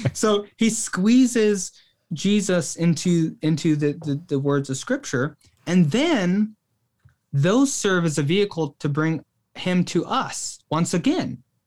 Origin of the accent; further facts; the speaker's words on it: Northwest, United States; now in Oklahoma, United States; I'm actually originally from, I was born in the Northwest